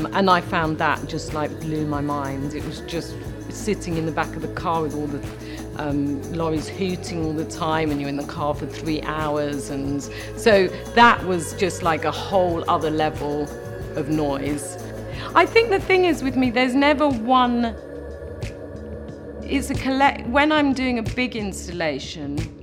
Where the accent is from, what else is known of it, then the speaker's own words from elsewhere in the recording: London, United Kingdom; I'm a Londoner, I've come from London all my life